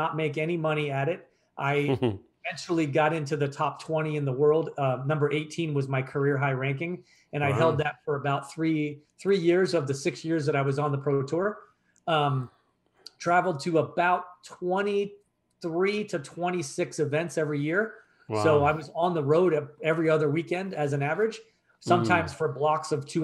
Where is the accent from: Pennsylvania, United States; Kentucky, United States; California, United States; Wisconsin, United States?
Pennsylvania, United States; moved away; my hometown back in Pennsylvania